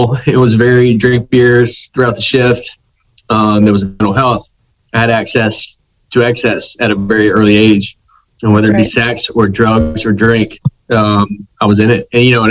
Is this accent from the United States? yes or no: yes; Myrtle Beach, South Carolina, United States; also born or lived in New York / Philadelphia / Washington, D.C. / Mexico City; now in Charlotte, United States; I'm from Myrtle Beach originally.